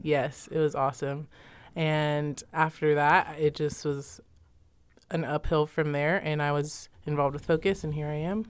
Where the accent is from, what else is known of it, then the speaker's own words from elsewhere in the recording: San Antonio, Texas, United States; moved away as an adult; now in Stillwater, United States; I'm from the great state of Texas